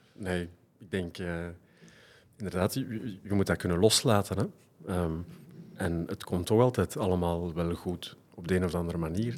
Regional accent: Leuven, Flanders, Belgium; Mijn vader is ehm, blijven plakken in Leuven. En, dus ik ben van daar afkomstig.

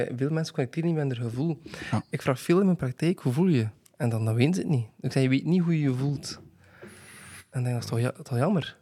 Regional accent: Bruges, Flanders, Belgium; omdat ik van Brugge ben

